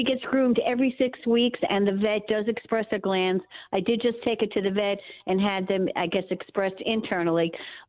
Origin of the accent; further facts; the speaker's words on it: Wantagh, New York, United States; now in Delaware, United States; from Wantagh, Long Island.